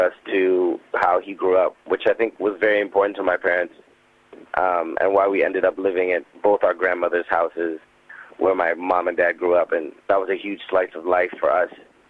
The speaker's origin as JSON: {"language": "English", "country": "Canada", "also_born_or_lived": "Trinidad and Tobago", "said": "And it was interesting being a Canadian in Trinidad, looking like everyone else, but not speaking like them, and then coming back to Canada and then not looking like anyone else, but speaking like them."}